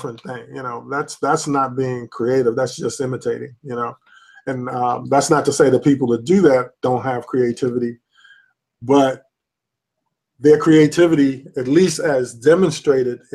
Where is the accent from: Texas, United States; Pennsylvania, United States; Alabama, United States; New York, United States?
New York, United States; New York City; now in Manassas, United States; I grew up in the South Bronx